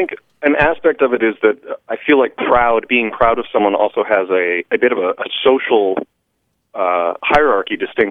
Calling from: Langley Air Force Base, Virginia, United States; I'm calling from Langley Air Force Base in Virginia.

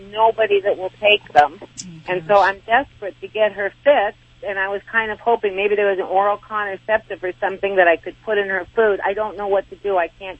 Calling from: Arizona, United States; The Northern Arizona Mountains.

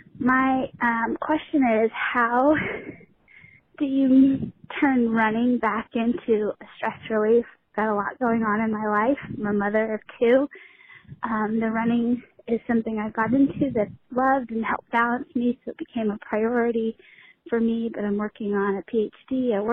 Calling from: South Carolina, United States; I'm calling from South Carolina.

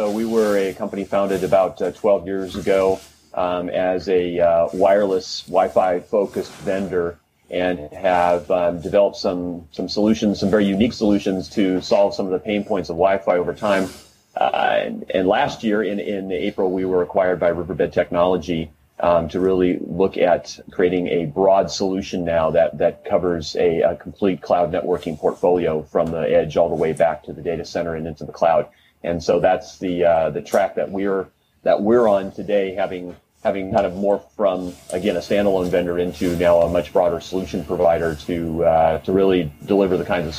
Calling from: Los Angeles, California, United States; I'm VP of Product Marketing with Riverbed Xeris, and I am calling from Porter Ranch, California, which is just outside of Los Angeles.

